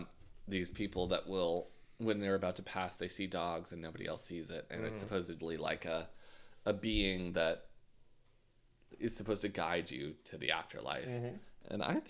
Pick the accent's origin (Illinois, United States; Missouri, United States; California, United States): Illinois, United States; Gorham; Because I guessed them. I'm from Gorman.